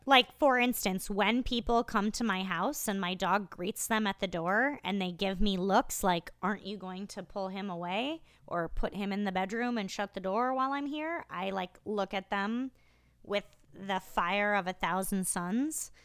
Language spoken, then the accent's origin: English; Iowa, United States; moved away; I hail originally from Iowa